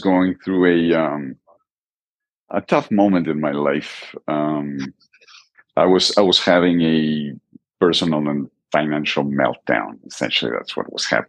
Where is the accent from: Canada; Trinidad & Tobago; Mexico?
Mexico; Mexico City; now in Manzanillo, Mexico; I am originally from Mexico City, from central Mexico